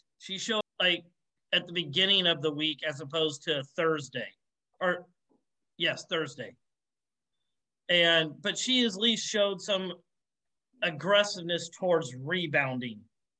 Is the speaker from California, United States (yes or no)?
yes; California, United States; I'm from Northern California.